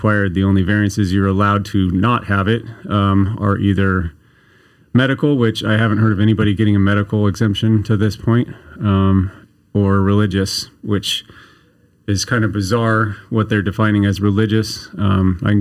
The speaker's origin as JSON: {"language": "English", "town": "Chico", "region": "California", "country": "United States", "tie": "born or raised there", "lives_now": "Redding, United States", "said": "I'm a Northern California native. I was born in Chico and then traveled around for school a bunch"}